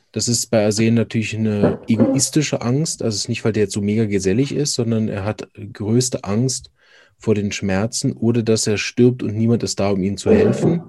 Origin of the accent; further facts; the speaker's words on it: Berlin, Germany; now in Switzerland; Ich bin ursprünglich aus Berlin, praktiziere aber in der Schweiz